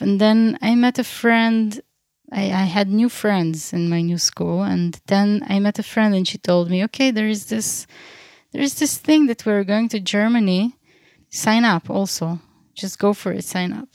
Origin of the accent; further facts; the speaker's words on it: Beersheba, Southern District, Israel; also born or lived in Crimea, Ukraine; now in Ein Ayala, Israel; I was born in Ukraine, in, uh, in half of the island Crim, Crimea. And, uh, I grew up in Beersheba most of my life